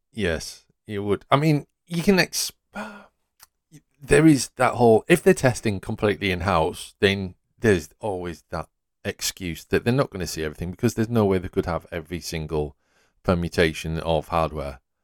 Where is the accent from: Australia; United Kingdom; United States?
United Kingdom; Yorkshire and the Humber; I'm from Yorkshire.